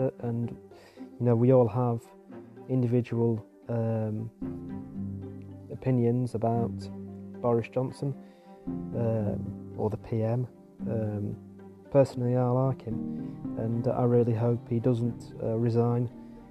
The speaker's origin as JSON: {"language": "English", "town": "Macclesfield", "region": "North West England", "country": "United Kingdom", "said": "I'm from Macclesfield in Staffordshire in England."}